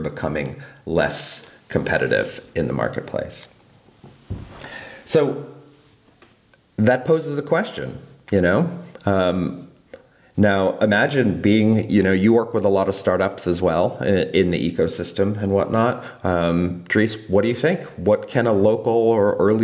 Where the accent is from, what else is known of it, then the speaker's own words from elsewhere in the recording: Colorado, United States; moved away; my home state, Colorado